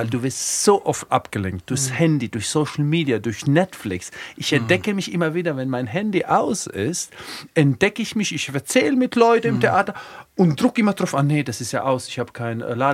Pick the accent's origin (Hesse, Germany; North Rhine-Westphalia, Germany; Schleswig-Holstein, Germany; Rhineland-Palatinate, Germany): Rhineland-Palatinate, Germany; aber jetzt habe ich mir gedacht, meine Heimat ist tatsächlich die Palz.